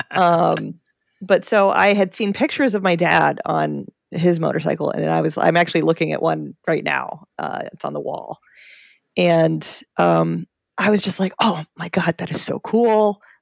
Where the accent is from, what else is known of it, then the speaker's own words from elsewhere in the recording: Maryland, United States; born there; I was born in Maryland.